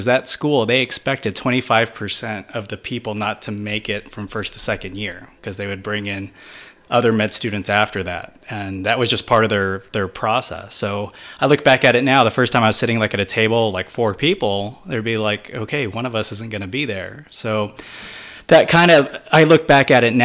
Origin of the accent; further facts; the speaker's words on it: Missouri, United States; moved away as an adult; also born or lived in Hawaii; Since I was born and raised in Missouri, it was good to get out and branch out and live somewhere else.